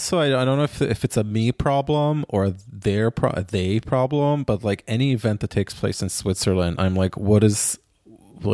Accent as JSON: {"language": "English", "country": "Israel", "tie": "born or raised there", "said": "Like, believe you me, I grew up in Israel. I do not ski."}